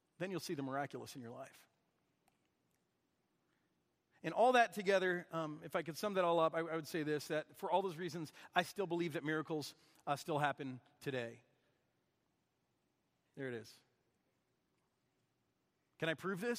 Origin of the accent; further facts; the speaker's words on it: Michigan, United States; moved away; someone I grew up with back in Michigan